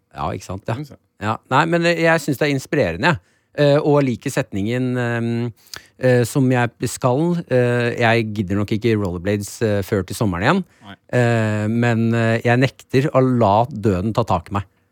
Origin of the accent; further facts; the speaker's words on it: Nesodden, Akershus, Norway; Jeg er jo fra Nesodden. Følelsen av at jeg eh, er så Nesodden-gutt